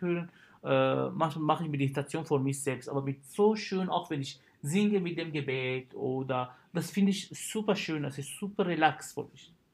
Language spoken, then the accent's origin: German; Syria; German is a second language; moved away as an adult; also born or lived in Karlsruhe, Germany / Kiel, Germany; now in Germany; ich habe mein Abitur in Syrien gemacht